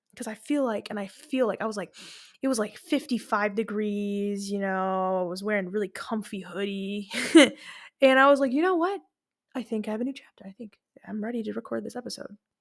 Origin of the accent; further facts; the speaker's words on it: Lebanon; moved away; I went to Lebanon. I have family there. I'm from Lebanon